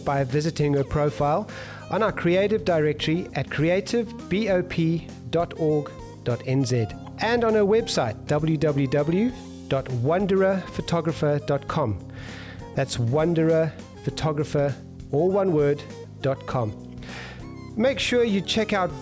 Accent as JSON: {"language": "English", "country": "South Africa", "moved": "yes", "lives_now": "New Zealand", "said": "I'm originally from South Africa"}